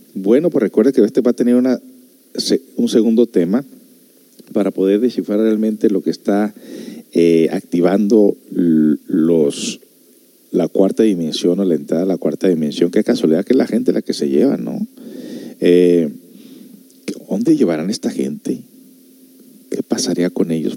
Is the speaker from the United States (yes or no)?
yes; United States; also born or lived in Guadalajara (parents); now in Ciudad Constitución, Mexico; yo soy de allá de Estados Unidos